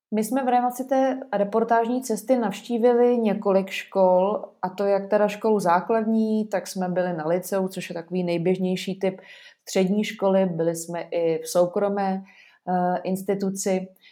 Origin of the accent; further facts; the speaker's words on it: Czechia; my jako Češi